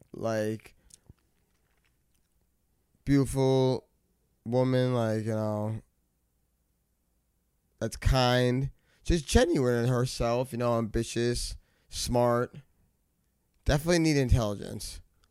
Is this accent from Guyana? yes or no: yes; Guyana; But we're West Indian because we're from Guyana.